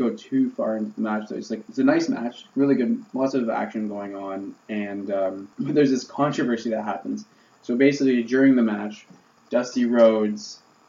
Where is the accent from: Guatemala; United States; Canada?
Canada; As two Canadian people.